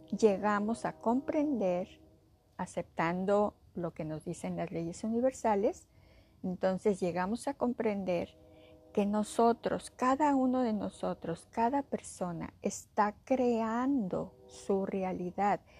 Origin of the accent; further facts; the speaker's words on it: Mexico; o no me quiere aquí, o a lo mejor no me quiere porque soy mujer, o a lo mejor no me quiere porque soy mexicana